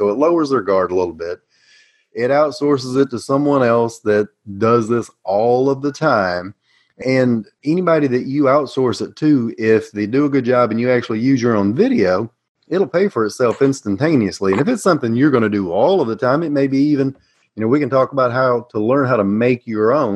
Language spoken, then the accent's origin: English; Tennessee, United States; accent: Southern; I am U.S.-based Tennessee